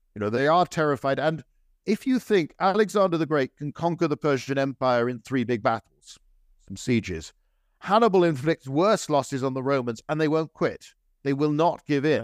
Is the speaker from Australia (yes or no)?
no; United Kingdom; I'm British